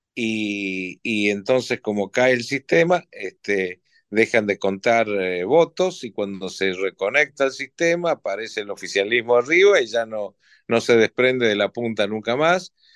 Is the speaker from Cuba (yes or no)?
no; Argentina; como argentino